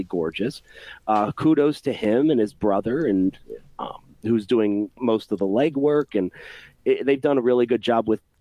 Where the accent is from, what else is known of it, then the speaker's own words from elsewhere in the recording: Rochester, New York, United States; moved away as an adult; also born or lived in Greece, New York; I was born and raised in Rochester, New York, and I'm proud of where I came from